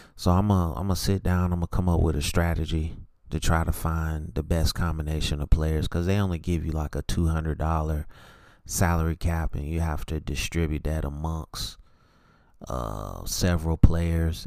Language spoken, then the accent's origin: English; Charlotte, North Carolina, United States; I'm from Charlotte